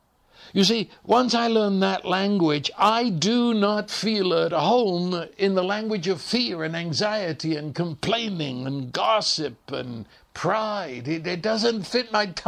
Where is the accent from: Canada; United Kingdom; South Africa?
United Kingdom; England; now in United States; of course, I was raised speaking English, and I know you listen to my accent and you immediately say that you're English. I know that. But the truth is, when I go back to England, they think I'm an American